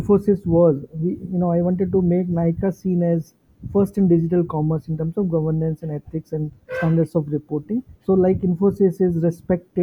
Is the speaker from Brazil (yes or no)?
no; Jaipur, Rajasthan, India; moved away; My hometown, which is Jaipur